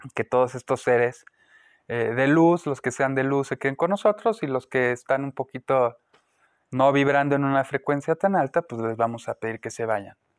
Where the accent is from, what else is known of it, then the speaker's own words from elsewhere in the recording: Guanajuato, Mexico; moved away as an adult; nací en Guanajuato, Estuve ahí los primeros 18 años de mi vida